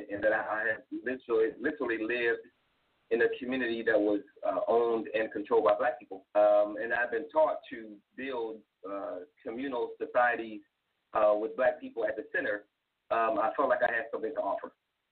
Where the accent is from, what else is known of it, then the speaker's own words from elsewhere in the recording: South Carolina, United States; moved away as an adult; I was born in South Carolina